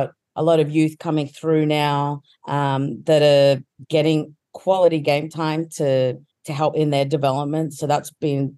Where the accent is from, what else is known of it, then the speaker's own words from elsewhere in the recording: Australia; as an Australian football fan